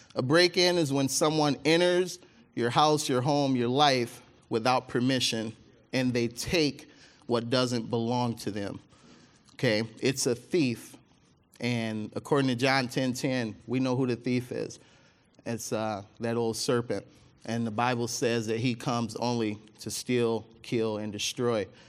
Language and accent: English; Mississippi, United States; now in Michigan, United States; my family, we're from, uh, we're from Mississippi. That's where I was born